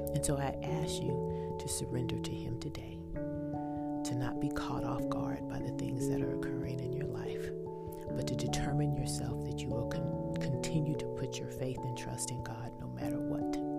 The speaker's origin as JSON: {"language": "English", "region": "Texas", "country": "United States", "said": "I'm from Texas, so I use y'all"}